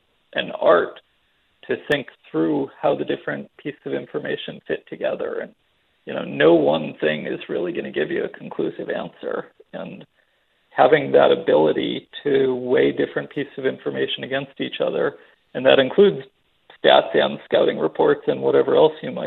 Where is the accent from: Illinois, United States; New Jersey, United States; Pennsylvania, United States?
Pennsylvania, United States; Philadelphia; moved away; I grew up in Philadelphia. I was a Flyers fan as a kid